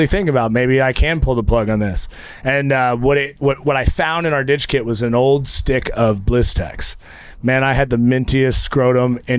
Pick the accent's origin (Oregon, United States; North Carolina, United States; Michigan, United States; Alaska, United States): Oregon, United States; Eugene; also born or lived in Idaho; I grew up in Eugene, Oregon